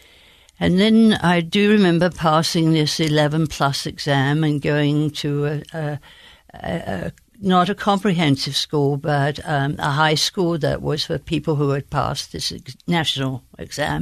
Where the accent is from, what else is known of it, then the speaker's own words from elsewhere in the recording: Bromley, London, United Kingdom; accent: Queen's English; now in United States; I was born in Bromley in the county of Kent